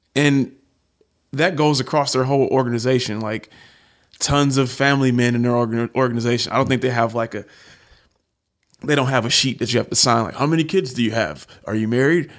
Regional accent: Detroit, Michigan, United States; I'm from Detroit

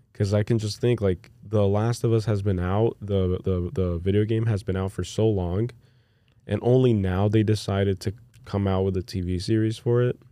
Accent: United States; as an American who's used to just living in America

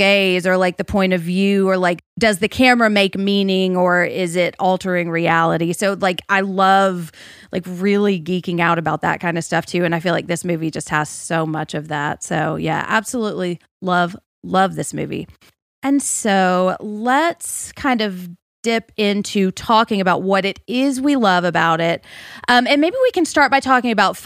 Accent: Nashville, Tennessee, United States; growing up in Nashville

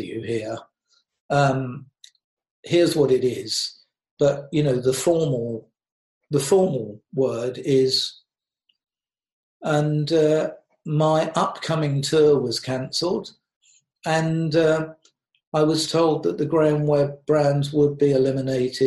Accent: United Kingdom; moved away; I'm British.

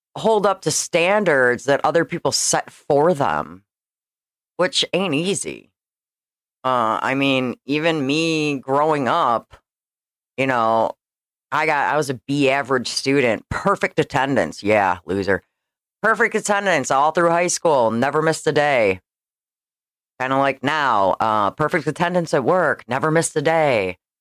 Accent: Schaumburg, Illinois, United States; I grew up in Schaumburg, Illinois

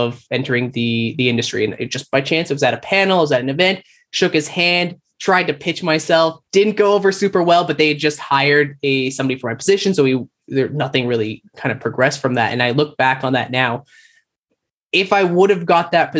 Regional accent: Calgary, Alberta, Canada; moved away as an adult; now in Toronto, Canada; I moved across country. I'm from Calgary. So I jumped on a plane, flew to Toronto

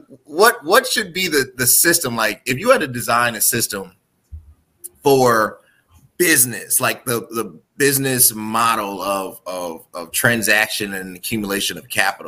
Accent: Orland Park, Illinois, United States; I grew up in Orland Park

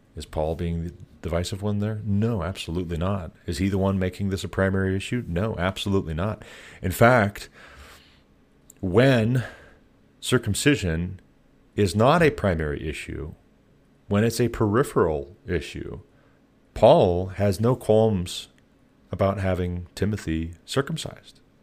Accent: United States; as American taxpayers

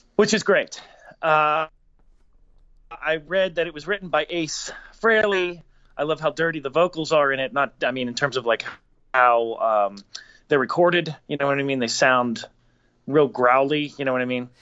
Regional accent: Pittsburgh, Pennsylvania, United States; us growing up in Pittsburgh

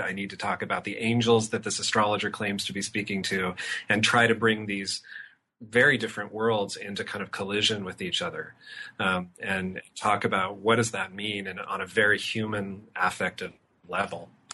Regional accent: Auburn, Washington, United States; my hometown, which is about an hour from Seattle

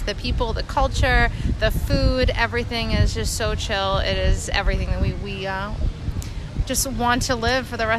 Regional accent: New York, United States; I'm from New York.

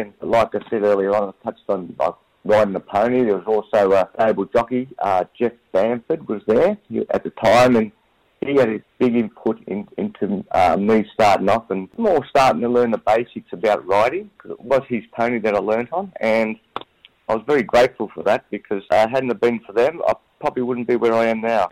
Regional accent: Glenroy, Victoria, Australia; I grew up in Glenroy

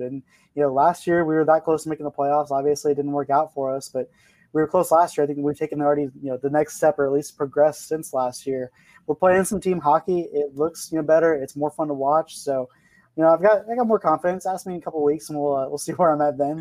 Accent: Arizona, United States; moved away; I'm, I'm actually from Arizona

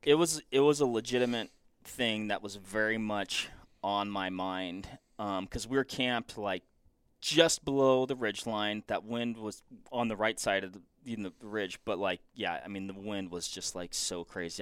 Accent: Washington, United States; moved away; I'm originally from Washington

